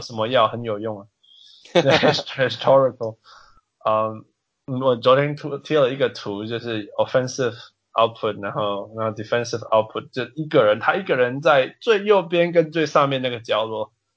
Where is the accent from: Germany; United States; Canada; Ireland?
Canada; I'm Canadian